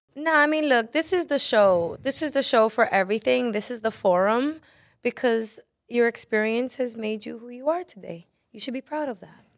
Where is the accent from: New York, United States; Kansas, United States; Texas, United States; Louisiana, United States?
New York, United States; New York City; I am from Brooklyn